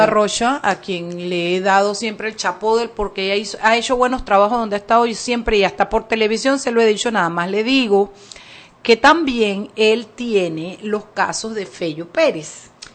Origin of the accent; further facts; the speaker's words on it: Chiriquí, Panama; now in Panama City, Panama; yo vengo de Chiriquí